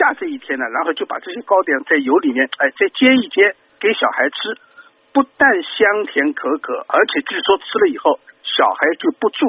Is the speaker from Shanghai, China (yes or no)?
yes; Shanghai, China; 因为整个一个冬天过了，人呢都是都是阿拉上海人讲补了屋里向，